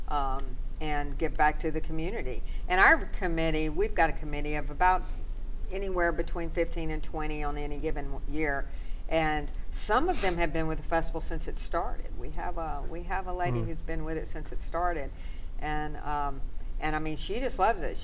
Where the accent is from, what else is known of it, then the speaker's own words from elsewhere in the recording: DeSoto Parish, Louisiana, United States; also born or lived in Shreveport, Louisiana; I grew up in DeSoto Parish